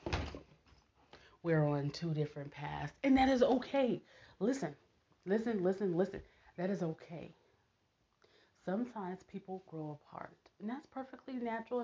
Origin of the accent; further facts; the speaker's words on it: Nebraska, United States; I'm from Nebraska